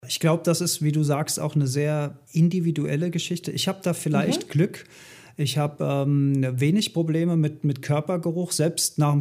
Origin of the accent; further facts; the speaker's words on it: Rhineland, Germany; bei uns in Rheinland